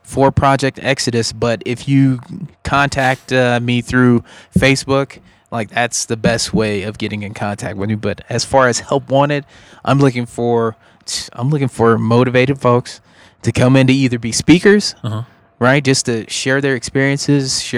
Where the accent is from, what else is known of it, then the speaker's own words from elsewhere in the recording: Denver, Colorado, United States; we're all from Mount Bello. You know, we all grew up in Mount Bello